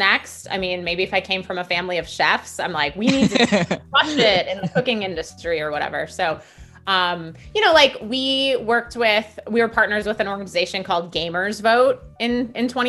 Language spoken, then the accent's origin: English; Milwaukee, Wisconsin, United States; Milwaukee, where I'm originally from